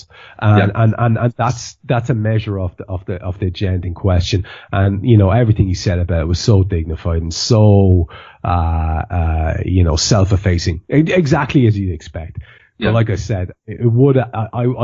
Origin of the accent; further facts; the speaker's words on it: Ireland; now in Liverpool, United Kingdom; As an Irishman